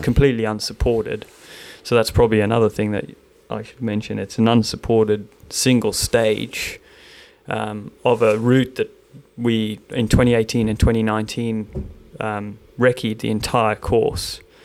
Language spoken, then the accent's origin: English; South Africa; now in Melbourne, Australia; I'm South African